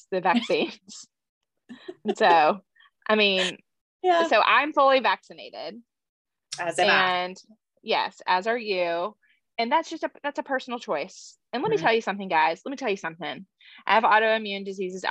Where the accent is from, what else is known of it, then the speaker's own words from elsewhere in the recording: Austin, Texas, United States; we're from Austin